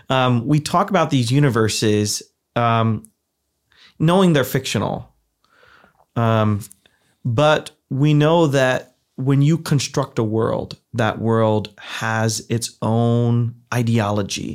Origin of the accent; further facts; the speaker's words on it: Ohio, United States; moved away; I grew up in the Midwest. I'm from the heartland, I'm from Ohio, where everybody goes to youth group.